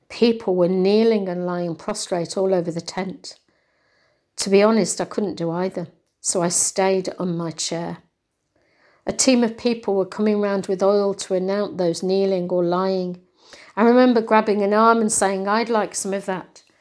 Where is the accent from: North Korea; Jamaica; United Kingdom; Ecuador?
United Kingdom; Hindley, North West England; moved away as an adult; also born or lived in Birmingham; now in Wigan, United Kingdom; I was born in Hindley, but moved to Birmingham when I was 21 to work. But after 40 years in Birmingham, after retiring, I felt God was telling me to come back to Wigan.